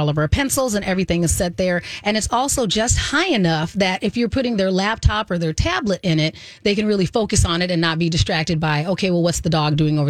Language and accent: English; Arizona, United States; moved away; Yes, because I'm from Arizona, and we're usually like right up there with the hottest places, not in the world all the time, but definitely one of the hottest places in the U.S.